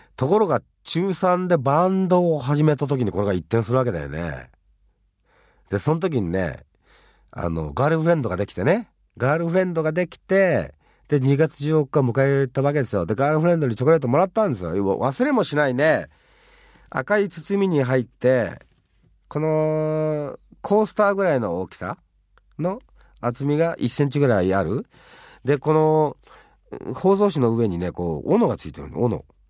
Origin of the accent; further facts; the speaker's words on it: Fuchu, Japan; 自分は府中ってとこに生まれたんですけどね。育ったんですけど。